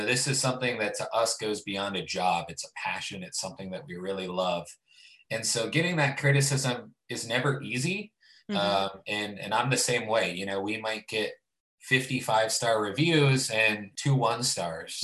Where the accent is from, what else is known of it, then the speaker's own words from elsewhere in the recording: Youngstown, Ohio, United States; moved away as an adult; now in Columbus, United States; I'm initially from Youngstown, Ohio, which is Northeast Ohio, a huge Italian population. And so I grew up on a lot of cooking with my family